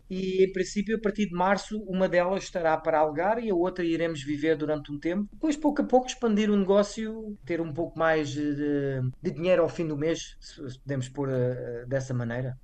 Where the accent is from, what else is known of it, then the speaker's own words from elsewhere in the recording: Vila Franca de Xira, Lisbon, Portugal; moved away as an adult; also born or lived in Algarve / London / Netherlands / China; now in Koh Lanta, Thailand; eu sou de Vila Franca de Xira, que é uma cidade pequena